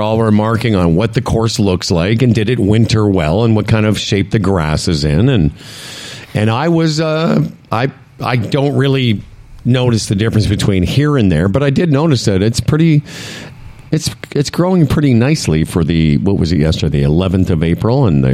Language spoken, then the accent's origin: English; Moose Jaw, Saskatchewan, Canada; born or raised there; now in Ontario, Canada